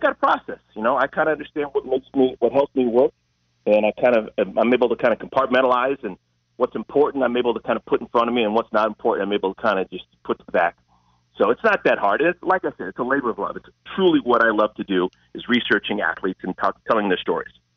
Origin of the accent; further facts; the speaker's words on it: Cleveland, Ohio, United States; I'm from Cleveland, Ohio. So I grew up with, you know, sports that were not elite.